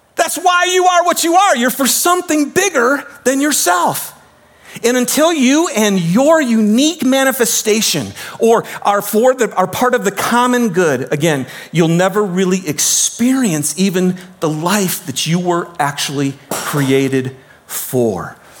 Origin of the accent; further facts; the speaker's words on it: United States; we grew up in America